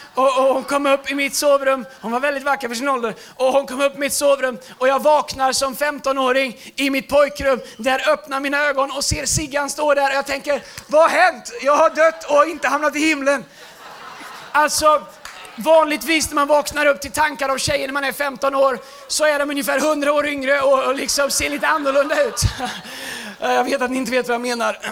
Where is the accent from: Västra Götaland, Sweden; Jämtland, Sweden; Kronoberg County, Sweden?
Västra Götaland, Sweden; Tidaholm; moved away as an adult; also born or lived in United States; min engelska lärare hemma i Tidaholm